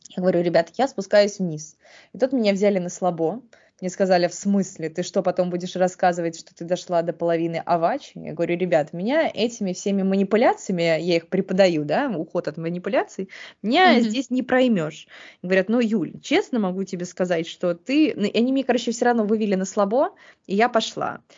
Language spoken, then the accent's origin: Russian; Saint Petersburg, Russia; я выросла в Санкт-Петербурге